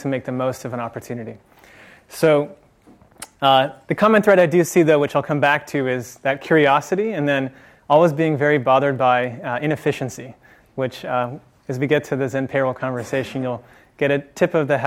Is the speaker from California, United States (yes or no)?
yes; Marin County, California, United States; also born or lived in San Francisco; I grew up in Marin County